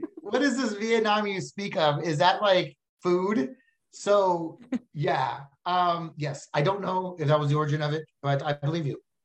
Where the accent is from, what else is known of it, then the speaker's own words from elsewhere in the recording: Texas, United States; I'm from Texas